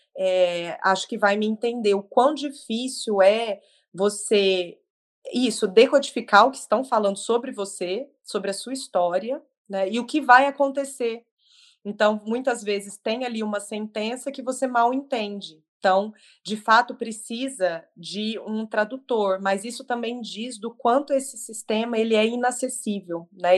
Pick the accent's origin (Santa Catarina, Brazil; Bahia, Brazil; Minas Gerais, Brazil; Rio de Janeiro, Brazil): Minas Gerais, Brazil; Triângulo Mineiro; moved away as an adult; also born or lived in Franca, São Paulo; now in São Paulo, Brazil; sou mineira do Triângulo